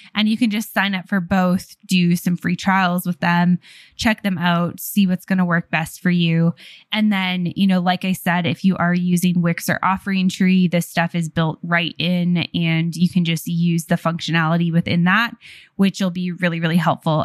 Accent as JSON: {"language": "English", "country": "Canada", "said": "being Canadian"}